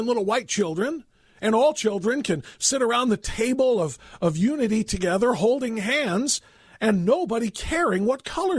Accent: Ohio, United States; my home state here of Ohio

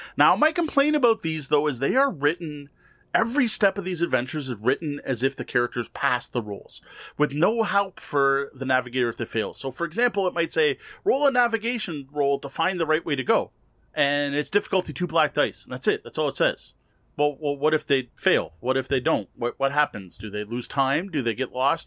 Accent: Canada; as a Canadian

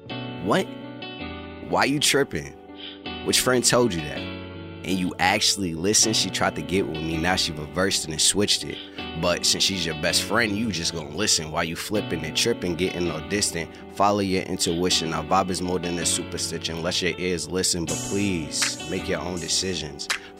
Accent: New York City, New York, United States; now in Los Angeles, United States; I'm from New York City, Queensbridge to be exact, and how I made it to LA was through this amazing female.

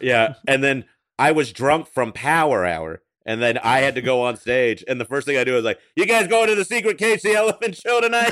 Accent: the South, United States; moved away; I grew up in the South

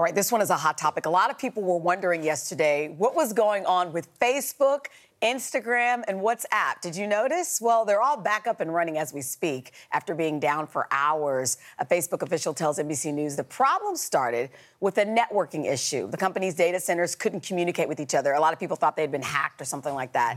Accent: Kansas, United States; I'm from Kansas

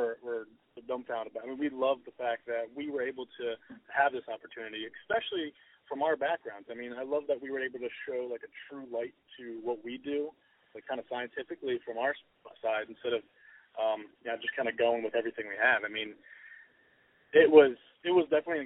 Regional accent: Philadelphia, Pennsylvania, United States; now in South Jersey, United States; growing up in the Philadelphia area

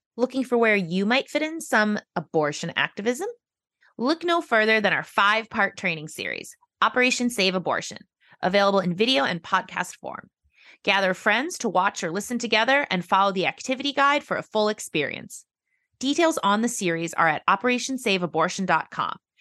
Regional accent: Wisconsin, United States; I'm from Wisconsin

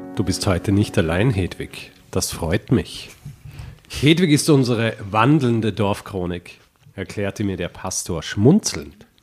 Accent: Vorarlberg, Austria; also born or lived in Graz; Aus Vorarlberg. Na, ursprünglich, richtig ursprünglich aus Graz, aber okay. Ah. äh, dann in Vorarlberg

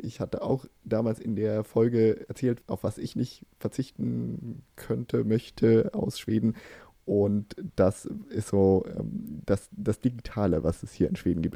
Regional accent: Germany; now in Sweden; als Deutscher

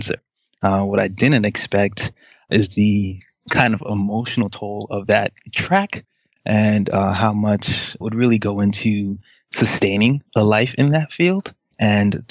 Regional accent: New York, United States; also born or lived in Haiti; I was raised in a single-parent home with two older sisters by a mom who is spectacular, as all people would say that their mom is. But I'll say that my mom was particularly spectacular, worked very, very hard to provide for us in New York

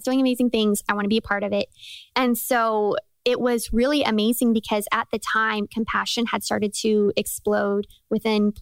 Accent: Colorado Springs, Colorado, United States; also born or lived in Thailand; I'm born and raised in Colorado Springs.

